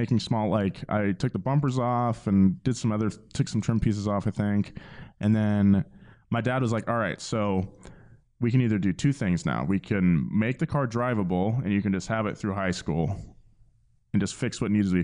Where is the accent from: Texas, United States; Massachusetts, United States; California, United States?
California, United States; Atascadero; I'm from Atascadero, California.